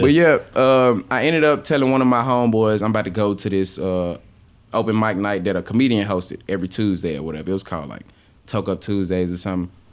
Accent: Memphis, Tennessee, United States; I'm from Memphis

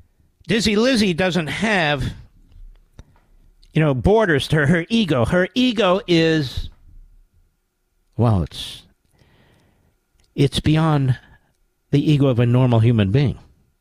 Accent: Pennsylvania, United States; the great state of Pennsylvania, my home state.

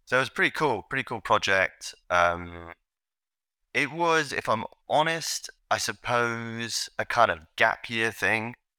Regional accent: London, United Kingdom; I grew up in London, England

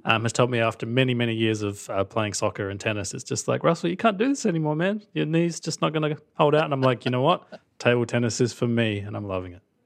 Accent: Australia; accent: Australian; the accent is real. I'm actually from Australia

